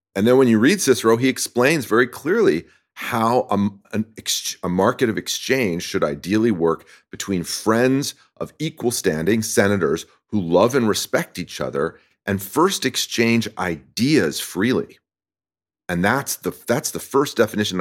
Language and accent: English; France; now in California, United States; I grew up in France